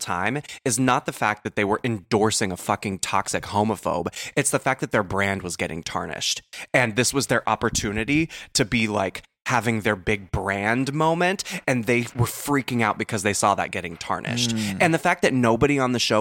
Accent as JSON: {"language": "English", "region": "the South", "country": "United States", "said": "I'm from the South. I know Southern passive aggression"}